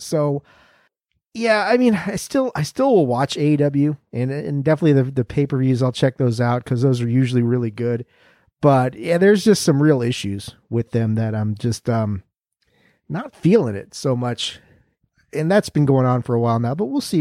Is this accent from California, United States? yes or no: yes; California, United States; since it is my home state